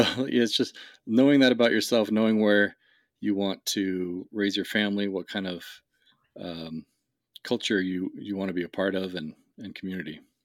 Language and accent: English; West Coast, United States; I grew up in the West, on, on the West Coast